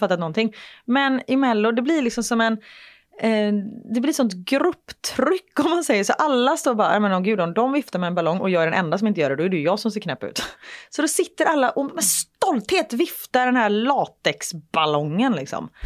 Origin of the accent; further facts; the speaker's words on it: Gothenburg, Västra Götaland, Sweden; moved away as an adult; När jag bodde i Göteborg, jag mm. var ju 21 när jag flyttade därifrån